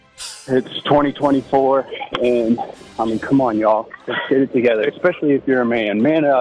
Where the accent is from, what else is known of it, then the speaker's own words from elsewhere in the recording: United States; Yeah, I'm not black, so I don't ascribe to that national anthem. I'm an American.